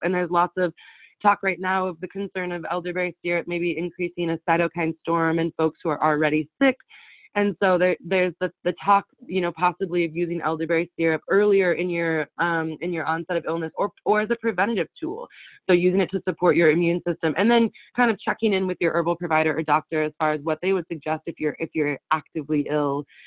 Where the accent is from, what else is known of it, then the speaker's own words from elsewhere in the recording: Winlock, Washington, United States; I was born and raised in Winlock, the town that I came back